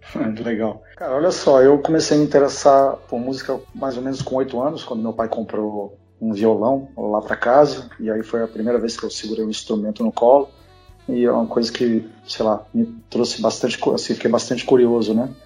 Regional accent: Brasília, Federal District, Brazil; eu sou de Brasília, né? Então, da primeira geração de Brasília, eu nasci nos anos 70, era adolescente nos anos 80

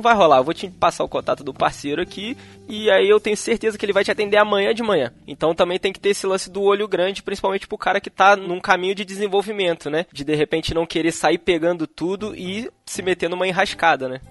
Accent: Petrópolis, Rio de Janeiro, Brazil; sou aqui de Petrópolis

